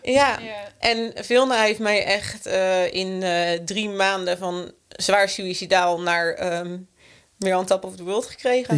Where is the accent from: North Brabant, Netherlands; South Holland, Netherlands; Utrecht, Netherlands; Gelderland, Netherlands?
South Holland, Netherlands; Rijswijk; wij zijn eh, opgegroeid in Rijswijk